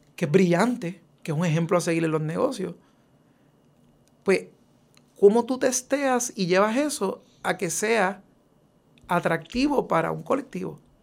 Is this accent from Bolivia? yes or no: no; Puerto Rico; nuestra puertorriqueñidad. Eh, y aunque soy un ciudadano americano